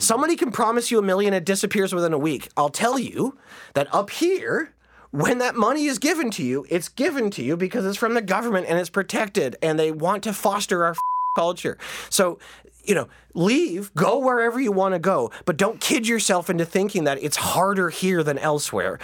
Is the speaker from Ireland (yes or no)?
no; Canada